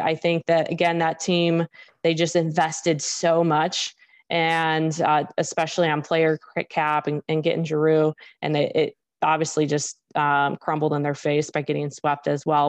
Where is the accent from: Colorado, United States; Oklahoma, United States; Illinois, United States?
Illinois, United States; Chicago; growing up in Chicago, I, I grew up watching, or I shouldn't say watching, more like listening to Blackhawks games